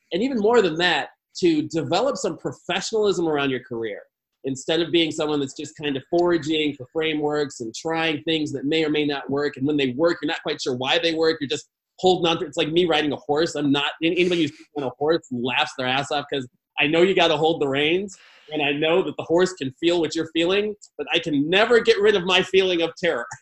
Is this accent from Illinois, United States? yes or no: yes; Chicago, Illinois, United States; I grew up in Chicago